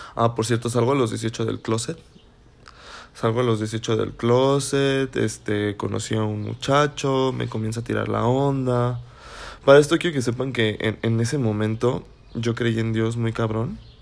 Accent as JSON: {"language": "Spanish", "town": "Celaya", "region": "Guanajuato", "country": "Mexico", "said": "soy de Celaya, Guanajuato"}